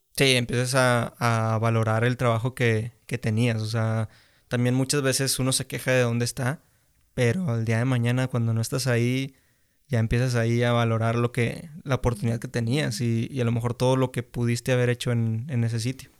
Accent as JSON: {"language": "Spanish", "country": "Mexico", "said": "tenemos aquí como mexicanos"}